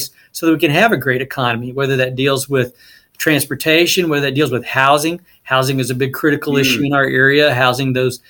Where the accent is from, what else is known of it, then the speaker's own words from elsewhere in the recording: Dallas-Fort Worth area, Texas, United States; moved away as an adult; also born or lived in Utah; I grew up in the Dallas-Fort Worth area in a relatively small community